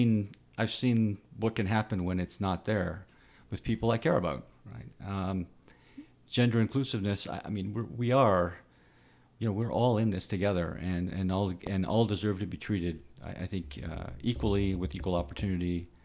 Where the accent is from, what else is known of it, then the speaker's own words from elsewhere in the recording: Canada; born there; I grew up with a little bit of an accent because my parents had an accent, even though I was born in Canada.